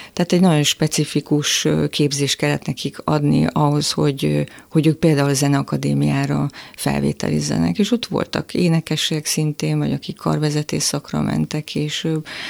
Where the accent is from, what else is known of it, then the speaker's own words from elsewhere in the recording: Miskolc, Borsod-Abaúj-Zemplén, Hungary; moved away; én Miskolcról jöttem föl